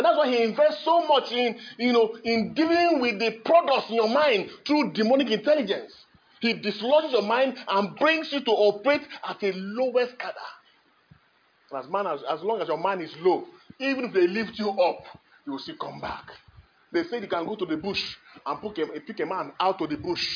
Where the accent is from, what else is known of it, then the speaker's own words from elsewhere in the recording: Kogi, Nigeria; I was born in Kogi State